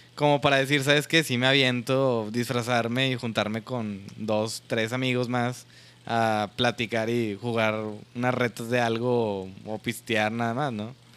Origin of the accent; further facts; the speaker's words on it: Monterrey, Nuevo León, Mexico; nosotros que somos de Nuevo León y Monterrey